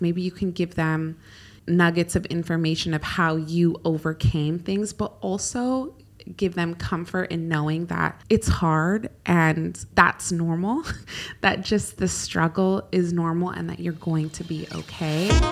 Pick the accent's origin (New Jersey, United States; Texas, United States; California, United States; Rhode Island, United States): California, United States; now in Dubai, United Arab Emirates; I grew up in California